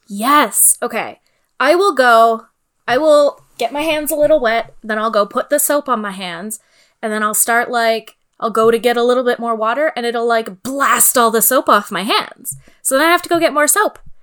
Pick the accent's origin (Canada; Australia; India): Canada; Sault Ste. Marie, Ontario; I am from the Great North all the way up there in Sault Ste. Marie, and snow days were not a thing.